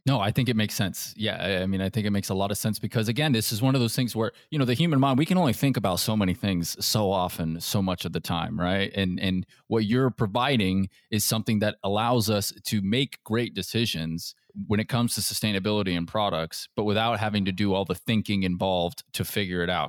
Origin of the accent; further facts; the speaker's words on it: Seattle, Washington, United States; moved away; I'm from the Seattle area